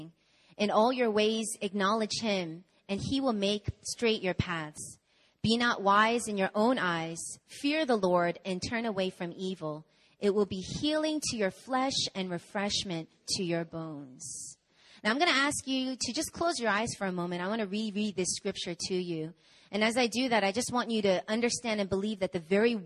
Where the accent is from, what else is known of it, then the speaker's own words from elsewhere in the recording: New York, United States; I'm from America. I was born and raised in New York